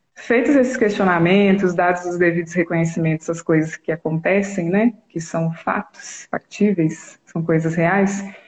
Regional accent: Brazil; eu nasci aqui no Brasil

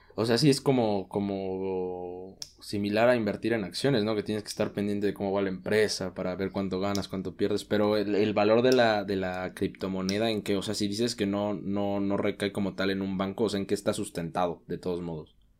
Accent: Oaxaca, Mexico; como mexicanos, Dargo, siempre hemos crecido con la cultura mexicana, la tradición mexicana. En Oaxaca

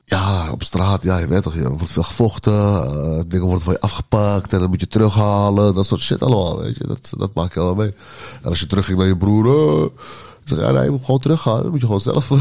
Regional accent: Amsterdam, North Holland, Netherlands; Ik ben opgegroeid in Oost en in Noord en in het uh, en in West ook

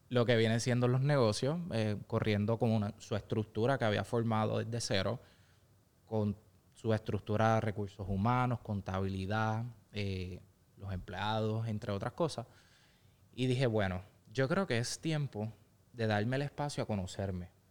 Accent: Ponce, Puerto Rico; Eh, cuento ya con cinco localidades ubicadas entre pueblos aledaños a mi ciudad natal de Ponce.

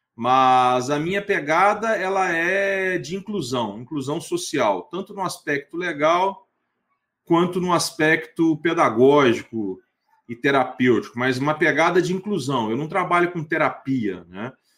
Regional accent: Itaperuna, Rio de Janeiro, Brazil; also born or lived in Niterói / Vitória, Espírito Santo; now in Goiânia, Brazil; Eu sou natural de Itaperuna, interior do estado do Rio de Janeiro

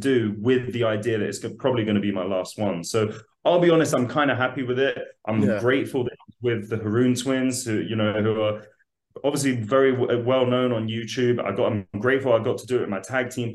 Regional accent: London, United Kingdom; born and raised in London, so lived there my whole life.

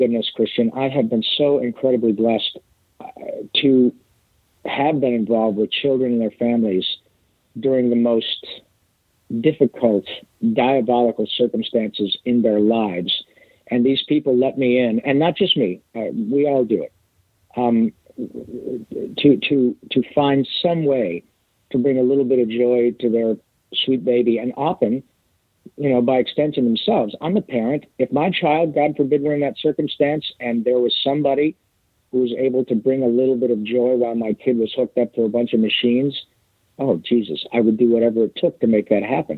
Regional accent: Michigan, United States; I grew up playing hockey in Michigan

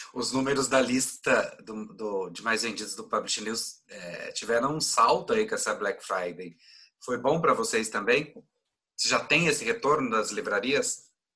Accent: Goiás, Brazil; eu sou goiano

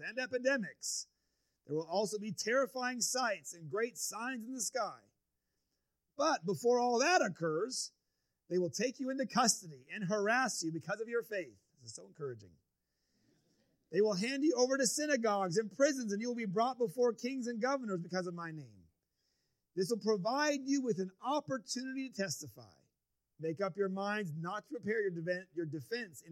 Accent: United States; growing up in the United States

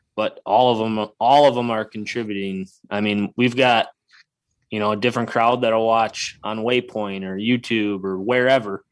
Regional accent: Wisconsin, United States; moved away as an adult; now in Iowa, United States; I grew up in Wisconsin, I cut my teeth hunting in Wisconsin

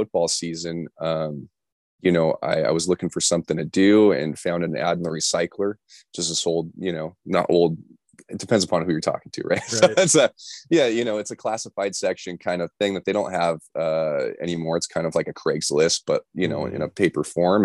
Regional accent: Los Angeles, California, United States; also born or lived in Orange County / San Diego; born and raised in Los Angeles, live in Orange County, went to school down in San Diego. So I'm a SoCal kid to the bone

